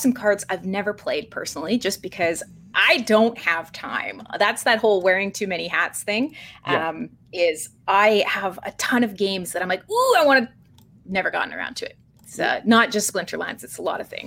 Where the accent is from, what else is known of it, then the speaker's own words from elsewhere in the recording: Vancouver, British Columbia, Canada; come from Vancouver, BC, which is an incredibly, incredibly Ethereum-centric area of Canada